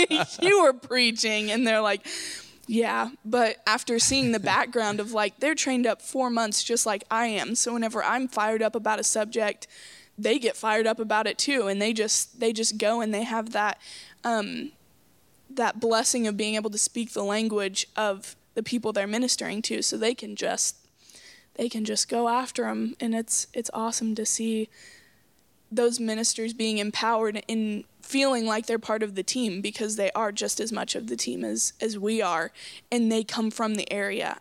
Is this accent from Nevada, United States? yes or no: no; Coweta, Oklahoma, United States; I'm from Coweta, Oklahoma